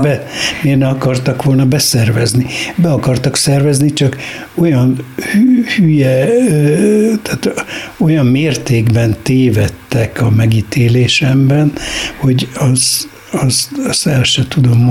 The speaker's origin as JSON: {"language": "Hungarian", "region": "Budapest", "country": "Hungary", "tie": "born or raised there", "also_born_or_lived": "Kisoroszi", "moved": "as an adult", "said": "holott a város kellős közepén születtem"}